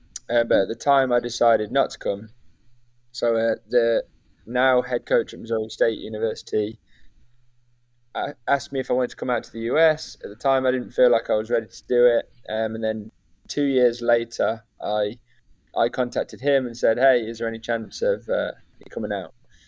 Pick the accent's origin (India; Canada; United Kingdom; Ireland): United Kingdom; Leicester, East Midlands; moved away as an adult; also born or lived in Lincoln; now in United States; Yeah. So I'm from Leicester in England.